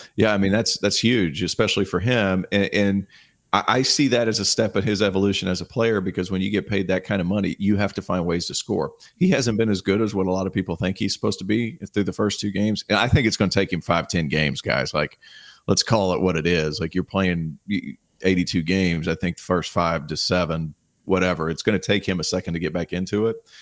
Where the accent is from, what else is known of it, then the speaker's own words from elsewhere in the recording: Tennessee, United States; now in Charlotte, United States; I grew up in Tennessee, about three and a half hour drive from Charlotte.